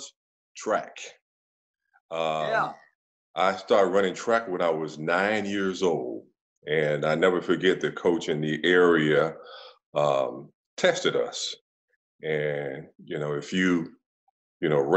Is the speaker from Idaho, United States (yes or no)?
no; Chicago, Illinois, United States; moved away; also born or lived in Cleveland / Kansas City; we grew up on the south side of Chicago